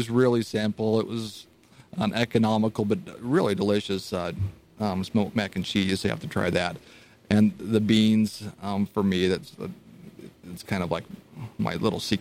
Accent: St. George, Utah, United States; moved away; I'm from St. George

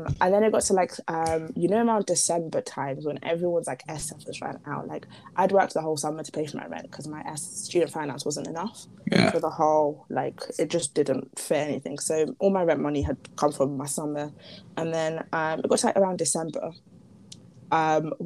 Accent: Merseyside, North West England, United Kingdom; moved away; also born or lived in Zimbabwe; Liverpool, Merseyside is where I grew up.

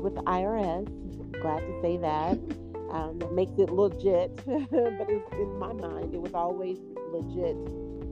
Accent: Indianapolis, Indiana, United States; also born or lived in Michigan; I'm from Indianapolis, Indiana. I was born in Michigan, but raised in Indianapolis

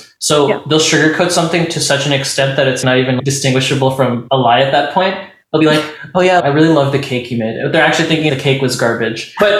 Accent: Atlanta, Georgia, United States; now in San Francisco, United States; growing up in Georgia, I do feel like I feel a sense of kinship with other people from the South, weirdly. I think part of it is being an expat from the South and living in California.

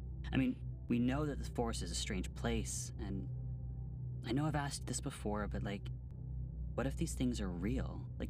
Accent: Washington, United States; So for our last myth, we wanted to do something from the town, but I grew up in Washington. I wasn't raised on the stories of the town or the beliefs here.

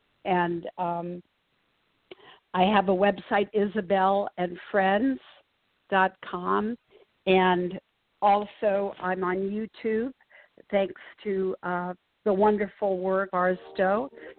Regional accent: South Korea; also born or lived in Japan; I was a third culture kid. I was growing up in South Korea and was actually born in Japan.

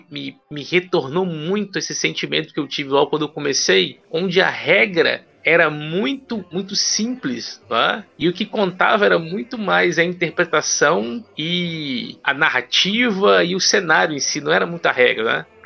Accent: Ouro Preto do Oeste, Rondônia, Brazil; born there; now in Vitória, Brazil; Na verdade, eu resido em Vitória, Espírito Santo, mas eu sou nascido em Ouro Preto do Oeste, Rondônia.

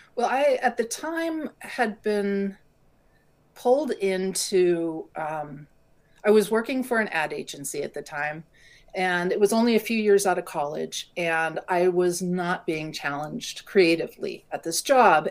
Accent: California, United States; moved away; I grew up in California

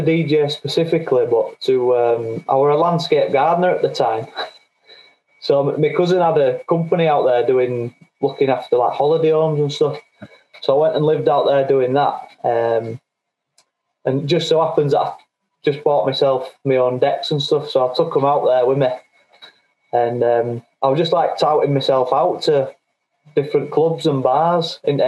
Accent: Bradford, Yorkshire and the Humber, United Kingdom; accent: Yorkshire; now in Halifax, United Kingdom; But I am from Bradford originally

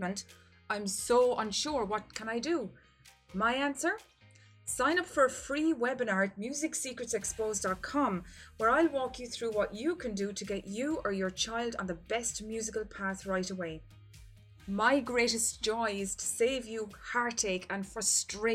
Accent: Ireland

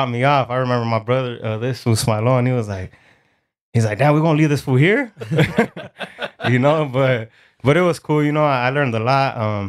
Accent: West Covina, California, United States; also born or lived in Inland Empire, United States / Mexico; So I'm from the San Gabriel Valley. I'm from West Covina.

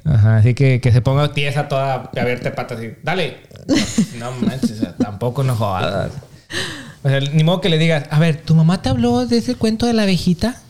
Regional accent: Mexico; moved away; yo también crecí en México

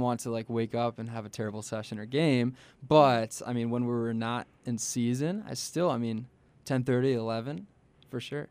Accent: Chicago, Illinois, United States; I'm from Chicagoland area.

